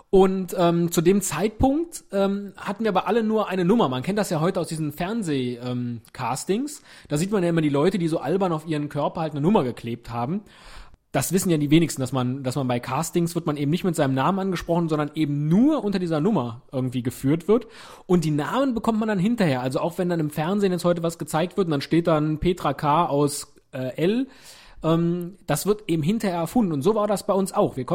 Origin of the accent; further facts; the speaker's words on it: North Rhine-Westphalia, Germany; accent: Rhenish; Oder glaubst du, ich habe mir diesen rheinischen Akzent antrainiert?